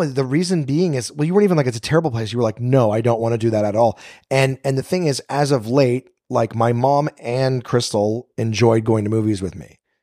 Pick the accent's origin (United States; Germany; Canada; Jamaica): Canada; I'm, I'm Canadian